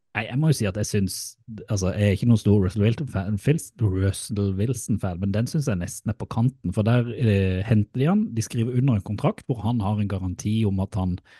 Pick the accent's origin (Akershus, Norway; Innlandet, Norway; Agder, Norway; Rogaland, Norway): Agder, Norway; Mandal; moved away; i Mandal og i Spangereid. Som da er jo der jeg kommer fra.